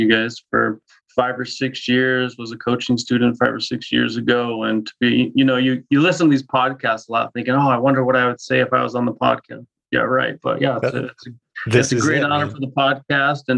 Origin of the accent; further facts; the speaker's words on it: Denver, Colorado, United States; moved away as an adult; now in Spokane, United States; Born and raised in Denver, moved to Spokane about 5 years ago with all my family